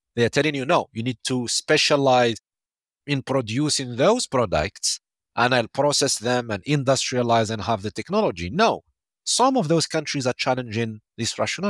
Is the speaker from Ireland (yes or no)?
no; Algeria; my home country, Algeria